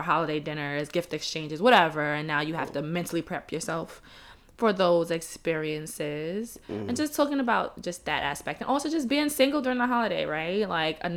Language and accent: English; New York City, New York, United States; I'm from Brooklyn too.